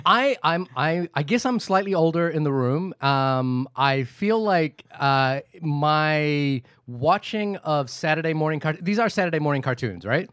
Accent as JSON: {"language": "English", "country": "New Zealand", "tie": "born or raised there", "said": "I grew up in New Zealand"}